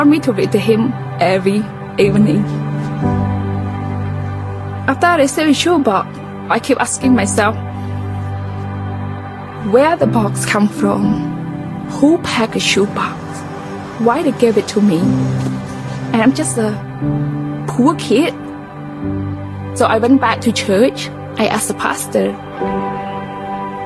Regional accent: Battambang, Cambodia; moved away; I am originally from Cambodia

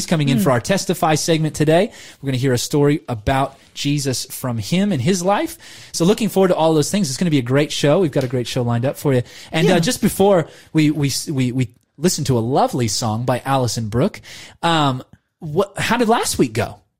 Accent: United States; now in Australia; I'm American

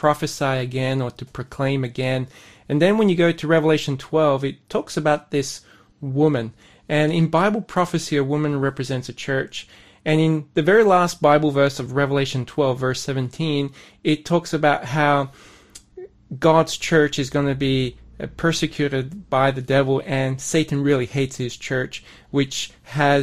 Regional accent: Sydney, New South Wales, Australia; moved away as an adult; also born or lived in Bundaberg, Queensland / South Korea; I was born in Sydney, grew up in Sydney with an ethnic background

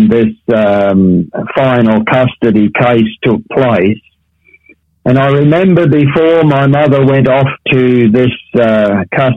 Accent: Tasmania, Australia; now in Perth, Australia; the wood fires that I was brought up with in Tasmania

